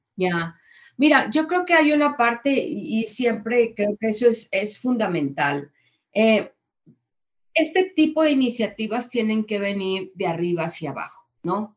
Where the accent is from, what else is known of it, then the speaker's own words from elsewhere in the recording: Mexico; yo mexicana, que vengo de, que vengo de eh, una experiencia en Holanda